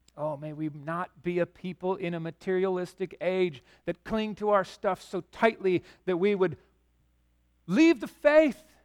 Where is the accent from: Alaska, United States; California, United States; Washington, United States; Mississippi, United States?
Washington, United States; Yakima; also born or lived in Chicago; I grew up in Yakima on, on the west side where the pastures and everything were